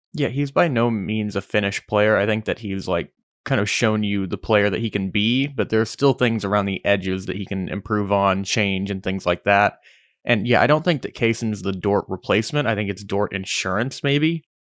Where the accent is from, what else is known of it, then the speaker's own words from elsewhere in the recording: Oklahoma, United States; we're from Oklahoma